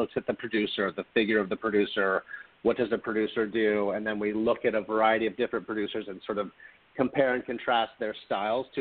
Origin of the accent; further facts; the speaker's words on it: Louisville, Kentucky, United States; moved away; I grew up in Louisville, Kentucky